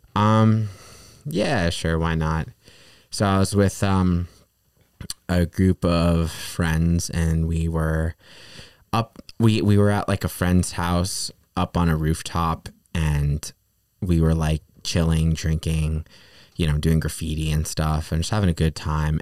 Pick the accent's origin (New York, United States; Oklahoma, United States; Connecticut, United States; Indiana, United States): New York, United States; also born or lived in Peru; I'm from New York, New York, uh, specifically